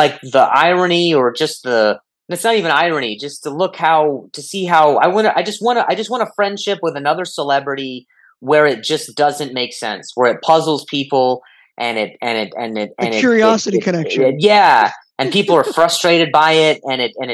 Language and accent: English; Las Vegas, Nevada, United States; moved away as an adult; also born or lived in Indianapolis, Indiana; now in Los Angeles, United States; Then I lived in Vegas till I was 18